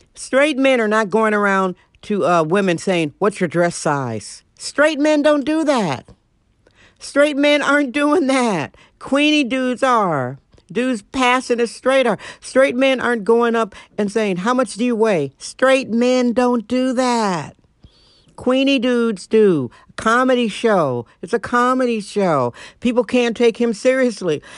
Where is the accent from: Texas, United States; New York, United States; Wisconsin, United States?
Wisconsin, United States; Milwaukee; moved away; also born or lived in San Francisco; I'm originally from Milwaukee, Wisconsin